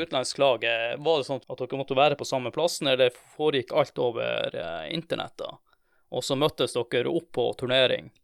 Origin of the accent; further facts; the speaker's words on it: Tromsø, Troms, Norway; jeg er fra Tromsø